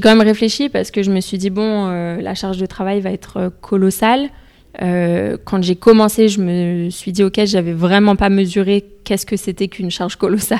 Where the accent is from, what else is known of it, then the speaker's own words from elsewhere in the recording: Essonne, Île-de-France, France; also born or lived in London; j'ai grandi dans le 91. Mes parents sont toujours dans le 91